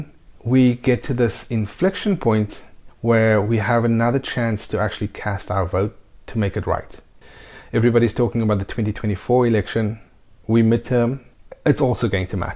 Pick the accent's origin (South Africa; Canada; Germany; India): South Africa; now in Spain; We are also South African citizens, so we have dual nationality. And yes, we live in Spain.